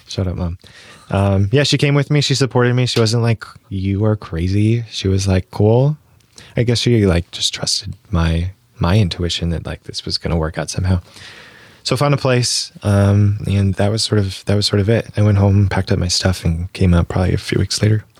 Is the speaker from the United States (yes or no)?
yes; Bloomfield Hills, Michigan, United States; moved away as an adult; also born or lived in San Francisco; Um, there's called Bloomfield Hills.